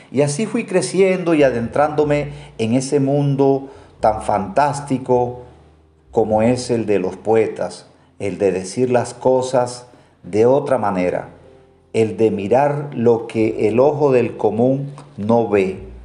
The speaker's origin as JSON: {"language": "Spanish", "country": "Colombia", "said": "aquí en mi país, en Colombia."}